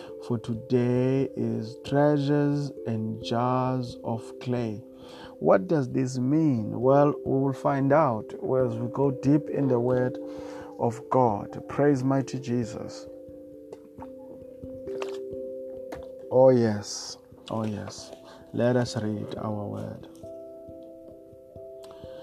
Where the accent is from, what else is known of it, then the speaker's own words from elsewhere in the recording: Eastern Cape, South Africa; Eastern part of South Africa is the Eastern Cape of South Africa